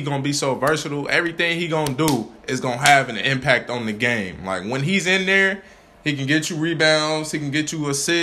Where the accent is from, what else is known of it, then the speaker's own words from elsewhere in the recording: Chicago, Illinois, United States; I'm from Chicago